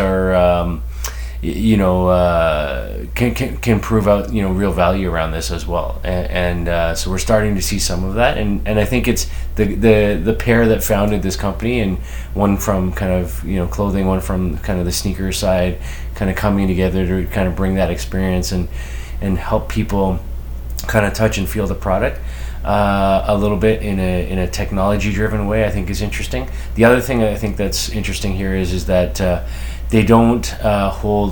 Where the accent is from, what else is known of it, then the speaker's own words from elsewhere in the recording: Canada; as a Canadian